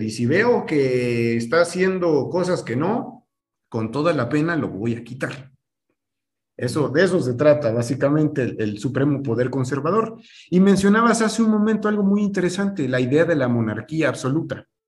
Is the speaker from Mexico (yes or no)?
yes; Mexico; en nuestra cultura como mexicanos